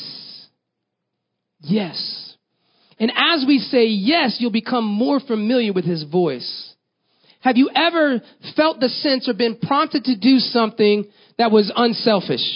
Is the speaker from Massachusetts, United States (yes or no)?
no; Tampa, Florida, United States; moved away; also born or lived in Texas; I grew up in Florida, Tampa, in fact